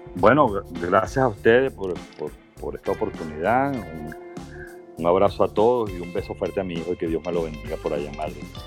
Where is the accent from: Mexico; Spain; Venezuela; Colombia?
Venezuela; somos triunfadores, ganadores